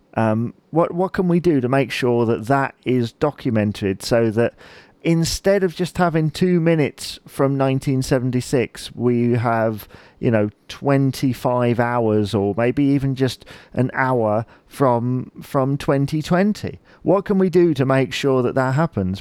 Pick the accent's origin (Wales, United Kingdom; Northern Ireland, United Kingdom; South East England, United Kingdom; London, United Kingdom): South East England, United Kingdom; Chichester; I'm from Chichester